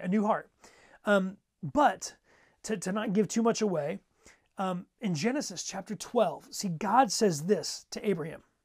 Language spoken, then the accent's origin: English; Ohio, United States; I grew up in Ohio